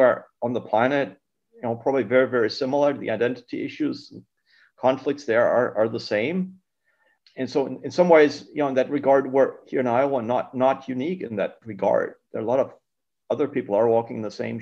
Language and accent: English; Germany; English is a second language; now in United States; I'm not US born, I'm originally from Germany